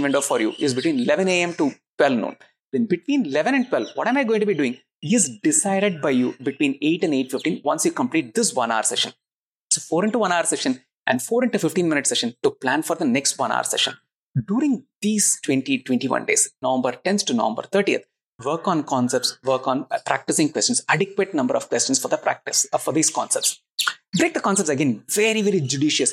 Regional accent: Chennai, Tamil Nadu, India; I'm from Chennai

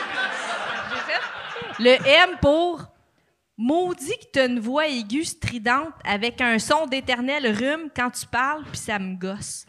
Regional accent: Joliette, Quebec, Canada; je viens de Juliette

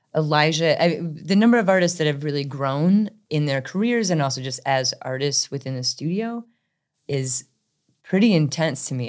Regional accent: Midwest, United States; also born or lived in Chicago; now in Durham, United States; I'm originally from the Midwest

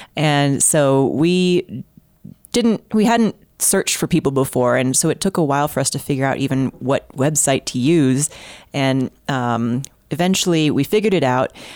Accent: Houston, Texas, United States; I'm from Houston, and I grew up there

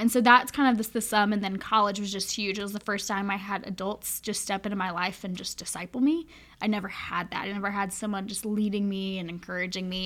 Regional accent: Charlotte, North Carolina, United States; moved away as an adult; now in Winchester, United States; I am from born and raised in Charlotte, North Carolina

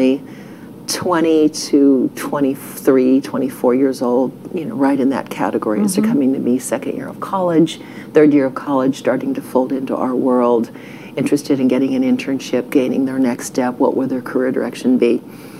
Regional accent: Ohio, United States; moved away as an adult; now in Texas, United States; We grew up in Ohio

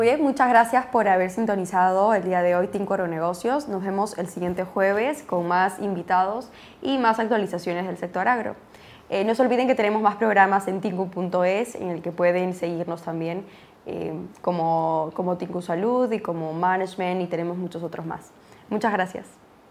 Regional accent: Peru; now in Spain; yo siendo peruana aquí en, España

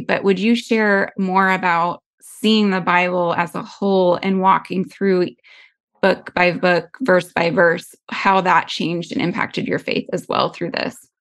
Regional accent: United States; as American Christians

